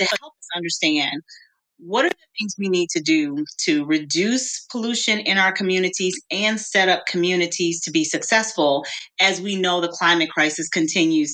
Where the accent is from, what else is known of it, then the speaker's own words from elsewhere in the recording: Greenville, Mississippi, United States; I'm from the Mississippi Delta. I'm a Southern girl. I was born and raised in Greenville, Mississippi